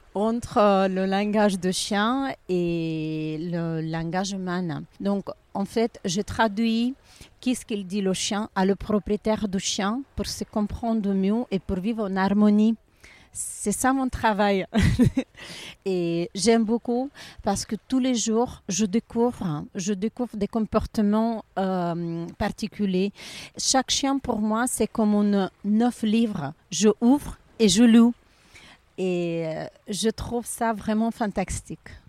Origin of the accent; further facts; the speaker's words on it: Ukraine; French is a second language; also born or lived in Pisa, Italy / Saint-Jean-Cap-Ferrat, France; now in Monaco; je suis ukrainienne